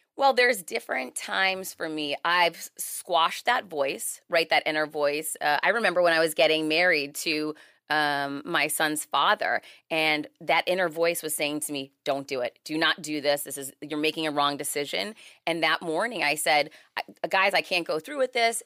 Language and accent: English; Worcester, Massachusetts, United States; now in Miami, United States; I'm originally from Worcester, Mass. I live in Miami now